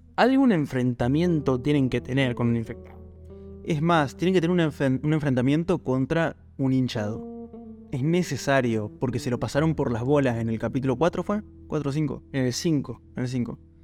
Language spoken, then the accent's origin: Spanish; Argentina; nosotros somos argentinos